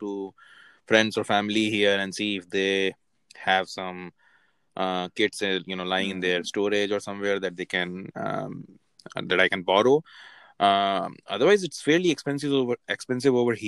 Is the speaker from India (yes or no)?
yes; India; moved away; when we grew up in India